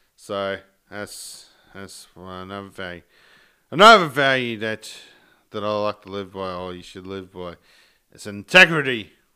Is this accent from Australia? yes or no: yes; Sarina, Queensland, Australia; originally I come from Serena, which is like half an hour south of Mackay.